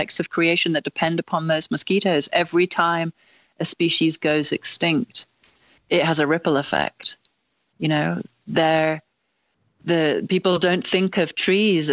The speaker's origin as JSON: {"language": "English", "region": "England", "country": "United Kingdom", "said": "as an English person"}